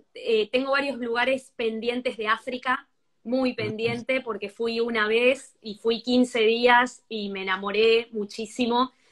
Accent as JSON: {"language": "Spanish", "country": "Argentina", "moved": "yes", "lives_now": "Spain", "said": "yo soy argentina viviendo aquí en España"}